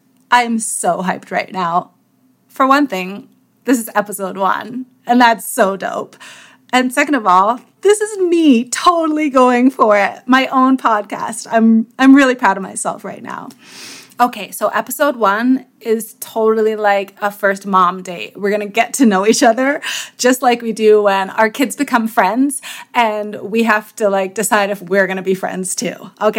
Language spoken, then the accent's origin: English; New York, United States; also born or lived in Greater Toronto Area, Canada; I'm from New York. And then, of course, I'm going to go into how I'm from upstate New York and how I came that way via the GTA